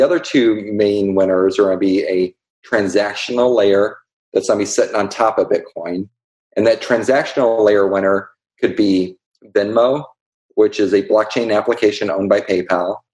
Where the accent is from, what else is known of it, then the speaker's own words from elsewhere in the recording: Columbia, Illinois, United States; I'm from a small town in Columbia, Illinois.